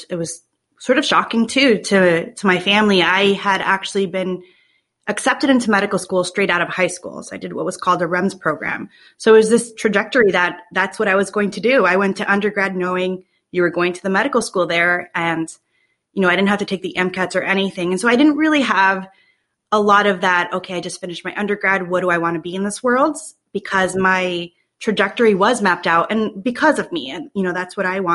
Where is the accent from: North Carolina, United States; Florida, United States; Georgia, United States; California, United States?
Florida, United States; Miami; now in Buffalo, United States; I was from Miami